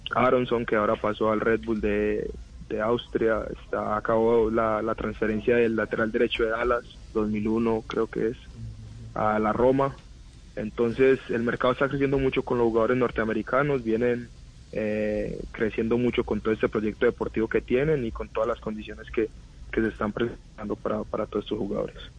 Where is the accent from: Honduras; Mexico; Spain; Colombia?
Colombia; now in United States; yo me crié en Colombia. Yo nací acá y viví cinco años de mi vida acá en Estados Unidos y de ahí vuelvo a Colombia.